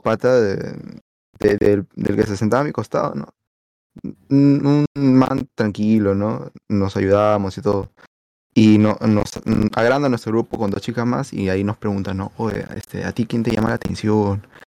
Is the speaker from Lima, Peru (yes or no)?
yes; Lima, Peru; yo soy san Miguelino